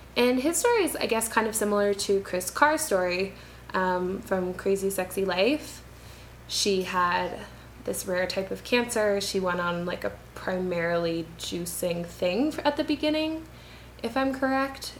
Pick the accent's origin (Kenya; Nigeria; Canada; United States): Canada; moved away as an adult; now in Quito, Ecuador; I'm a Canadian